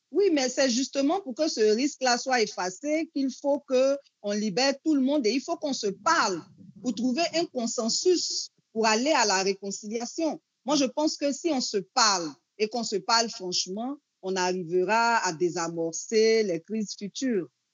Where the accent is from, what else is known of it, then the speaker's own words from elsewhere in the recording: Côte d’Ivoire; chez nous, en Côte d'Ivoire